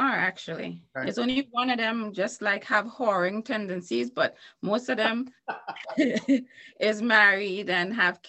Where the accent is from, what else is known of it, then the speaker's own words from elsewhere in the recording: Trinidad & Tobago; In Trinidad and Tobago.